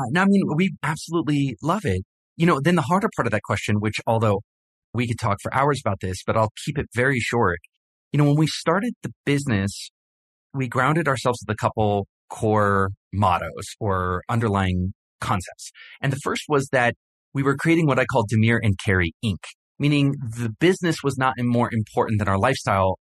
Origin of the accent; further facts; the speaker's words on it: Hawaii, United States; I grew up in Hawaii, and I spent a lot of time in the ocean